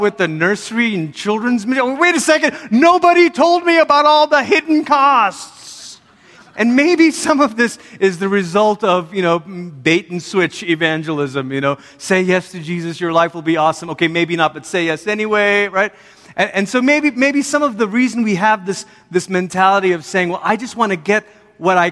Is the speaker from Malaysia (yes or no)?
yes; Malaysia; moved away as an adult; also born or lived in Oregon, United States; now in United States; I'm from Malaysia and grew up there. And then when I was 10, my family moved from Malaysia to America. We lived in Oregon for 3 years, moved back to Malaysia during my high school years